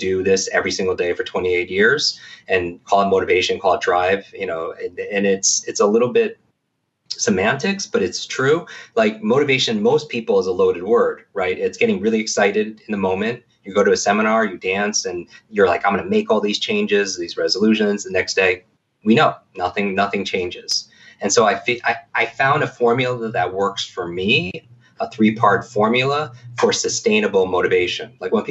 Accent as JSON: {"language": "English", "region": "Northeast", "country": "United States", "tie": "born or raised there", "said": "I grew up in the Northeast."}